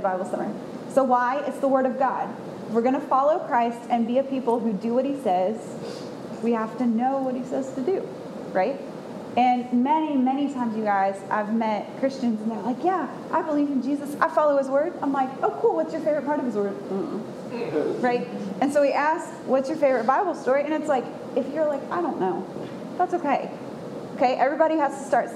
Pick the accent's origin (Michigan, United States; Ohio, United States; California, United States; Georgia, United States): Georgia, United States; Atlanta; moved away as an adult; also born or lived in Knoxville, Tennessee; I'm from Atlanta